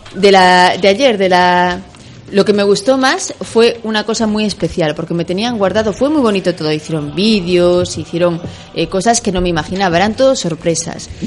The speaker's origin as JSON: {"language": "Spanish", "town": "Ferrol", "region": "Galicia", "country": "Spain", "tie": "born or raised there", "moved": "as an adult", "lives_now": "Republic of the Congo", "said": "la medalla de mi tierra y mi patria"}